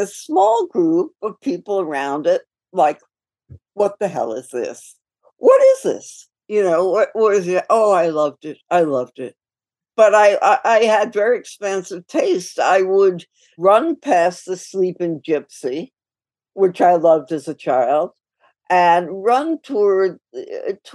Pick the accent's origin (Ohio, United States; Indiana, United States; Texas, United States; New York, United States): New York, United States; New York City; I grew up in New York City, and I grew up in Queens